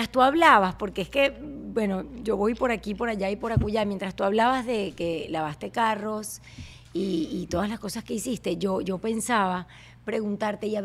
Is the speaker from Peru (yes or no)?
no; Venezuela